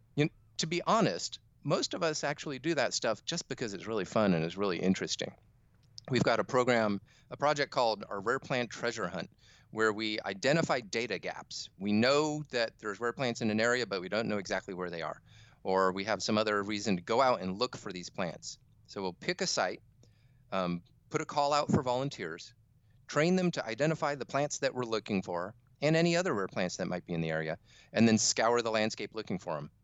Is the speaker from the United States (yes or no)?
yes; Fallbrook, California, United States; also born or lived in Midwest; I grew up in Fallbrook, a little nowhere town in Southern California